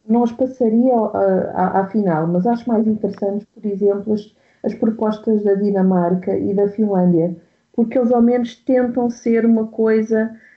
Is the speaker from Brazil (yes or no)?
no; Portugal; eu sou portuguesa